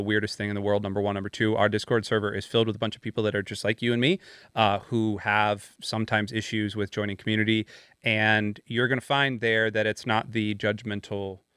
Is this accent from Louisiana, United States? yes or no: no; Michigan, United States; I'm not Canadian, I'm from Michigan.